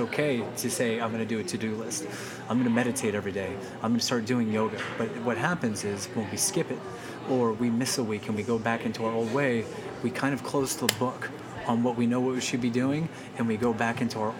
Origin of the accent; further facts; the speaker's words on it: Las Vegas, Nevada, United States; also born or lived in Orange, California; I was born in California. In Orange, California, moved here when I was 5 to Las Vegas.